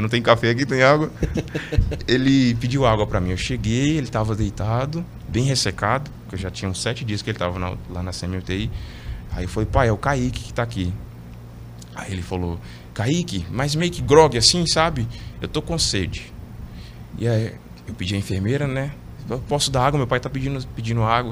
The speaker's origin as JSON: {"language": "Portuguese", "town": "Teófilo Otoni", "region": "Minas Gerais", "country": "Brazil", "tie": "born or raised there", "moved": "yes", "said": "sou é natural de Teofilotone, Minas Gerais"}